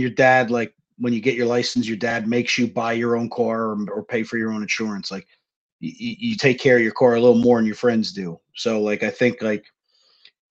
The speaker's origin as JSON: {"language": "English", "region": "New Jersey", "country": "United States", "tie": "born or raised there", "moved": "yes", "said": "I grew up in Jersey, you know, like, Jersey is as political as it gets"}